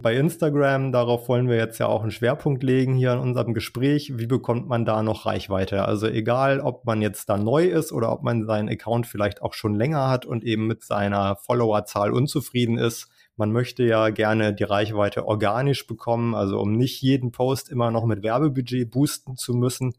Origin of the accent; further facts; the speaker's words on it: Schleswig-Holstein, Germany; accent: Plattdeutsch; ich komme ja aus Schleswig-Holstein. Ich spreche Plattdeutsch